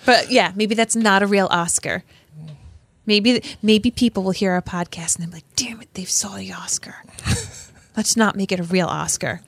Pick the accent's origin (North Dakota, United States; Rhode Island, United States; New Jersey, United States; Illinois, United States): Rhode Island, United States; I'm from Rhode Island.